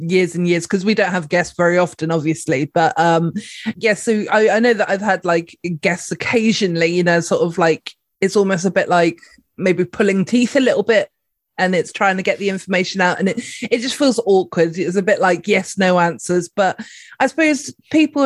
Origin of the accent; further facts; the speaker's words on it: United Kingdom; we're British people, we've got that kind of sense of humor